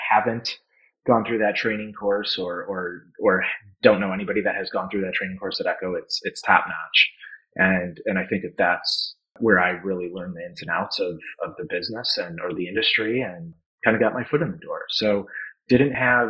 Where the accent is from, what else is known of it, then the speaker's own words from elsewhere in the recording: Naperville, Illinois, United States; grew up in Chicago suburbs